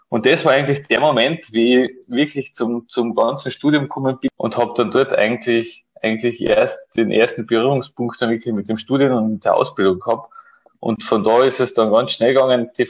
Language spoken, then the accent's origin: German; Klagenfurt, Carinthia, Austria; bin 1992 äh, in Klagenfurt geboren und bin dort eigentlich bis zur Matura in die Schule gegangen